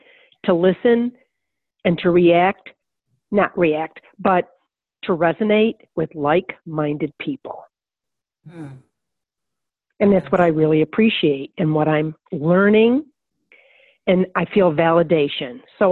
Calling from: Louisville, Texas, United States; Louisville, Texas.

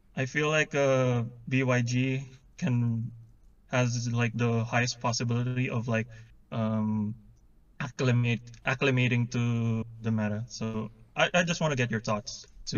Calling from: Manila, Metro Manila, Philippines; I'm calling from Manila in the Philippines.

